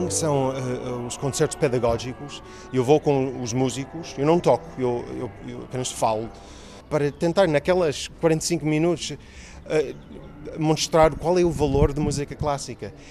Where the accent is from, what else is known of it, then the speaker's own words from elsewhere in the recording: Boston, Massachusetts, United States; Portuguese is a second language; moved away as an adult; now in Portugal; eu sou de Boston